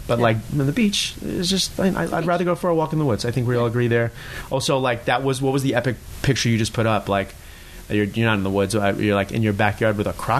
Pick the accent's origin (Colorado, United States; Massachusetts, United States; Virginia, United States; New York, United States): New York, United States; Long Island; I grew up on Long Island, so I grew up sort of a Islanders fan.